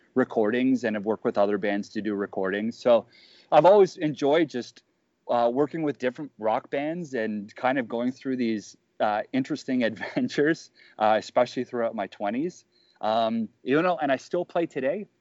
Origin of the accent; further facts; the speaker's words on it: Johannesburg, Gauteng, South Africa; also born or lived in Toronto, Canada; now in Canada; I was born in Johannesburg, South Africa